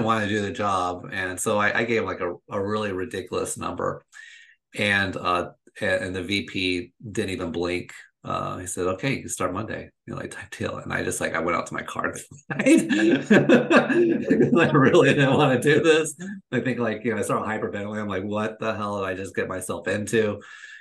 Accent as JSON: {"language": "English", "area": "just outside of Orlando", "region": "Florida", "country": "United States", "said": "I'm originally from Florida, I'm originally from where I live, and that's just outside of Orlando"}